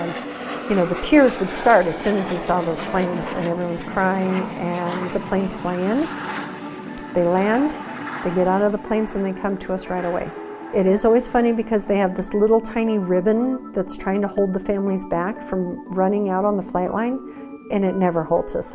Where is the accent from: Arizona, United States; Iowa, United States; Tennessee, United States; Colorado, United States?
Colorado, United States; I grew up in Colorado, home with my parents all the time